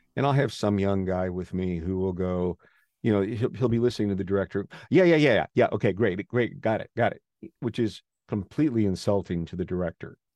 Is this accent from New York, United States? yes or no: no; Wausau, Wisconsin, United States; moved away; I grew up in Wausau